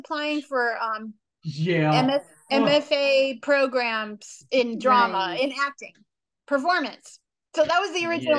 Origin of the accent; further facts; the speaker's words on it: New Orleans, Louisiana, United States; moved away as an adult; now in Los Angeles, United States; I was born in New Orleans, which when I was born, and still to this day, is not the capital of the entertainment business.